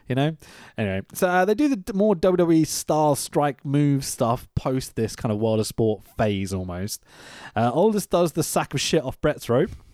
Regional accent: United Kingdom; we're British

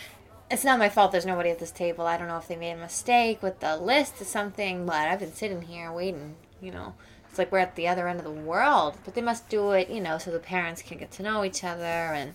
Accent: New York, United States; I was raised in New York

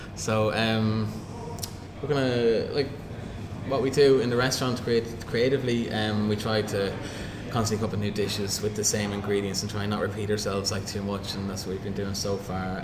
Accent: Cavan, Ulster, Ireland; I grew up in Cavan

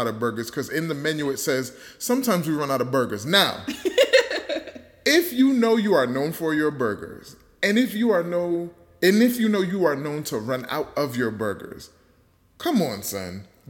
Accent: New York, United States; I'm from New York

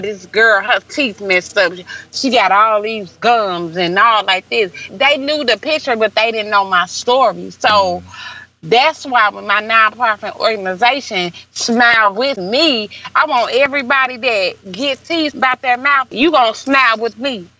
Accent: St. Louis, Missouri, United States; I'm from St. Louis

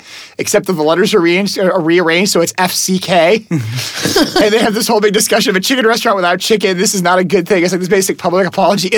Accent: Colorado, United States; I'm originally from Colorado, so that's probably why I have a different accent, because I'm not technically from the Midwest.

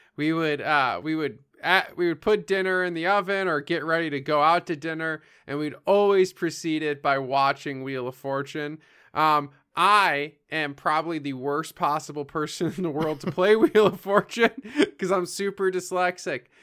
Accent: Chicago, Illinois, United States; I'm from Chicago.

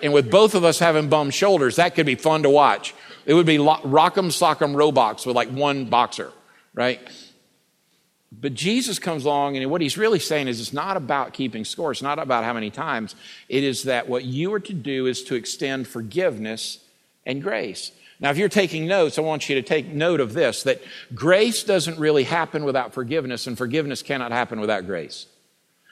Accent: United States; accent: Bubba; I'm American, and I can only speak fluent Bubba.

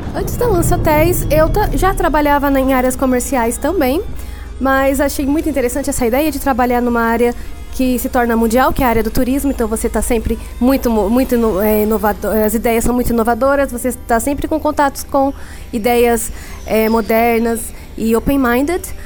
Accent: Brazil; nós somos brasileiros

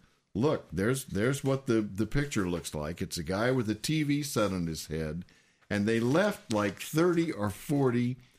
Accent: San Antonio, Texas, United States; I want to mention something that has meaning to my hometown, and it is the San Antonio cornetist, Jim Cullum.

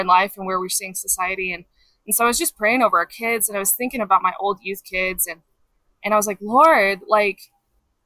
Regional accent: Colorado, United States; also born or lived in Kansas City; Grew up mostly in Colorado

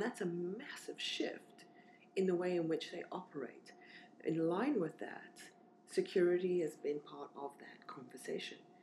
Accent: South Africa; moved away as an adult; also born or lived in Zimbabwe / Namibia / Swakopmund, Namibia; now in London, United Kingdom; we moved to Namibia, where I spent most of my formative childhood. So I grew up in Namibia and then moved over to South Africa

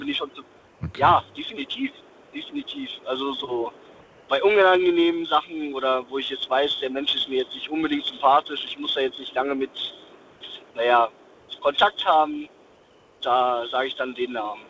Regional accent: Dortmund, North Rhine-Westphalia, Germany; ich bin gebürtig aus Dortmund.

